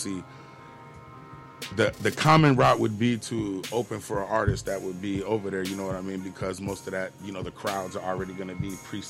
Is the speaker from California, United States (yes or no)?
no; Tampa, Florida, United States; I'm from Tampa.